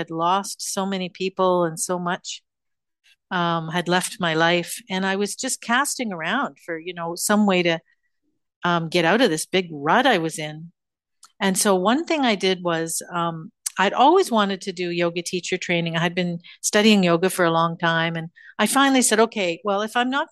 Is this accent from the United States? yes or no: no; Canada; moved away as an adult; also born or lived in Tokyo; now in India; my home country of Canada